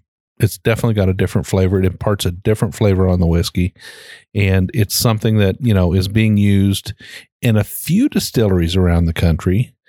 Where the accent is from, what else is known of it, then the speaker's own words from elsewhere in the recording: Shelby County, Kentucky, United States; And we're from Shelby County, Kentucky.